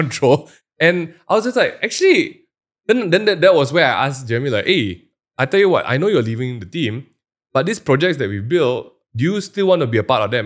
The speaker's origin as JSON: {"language": "English", "country": "Malaysia", "said": "as a Malaysian going there"}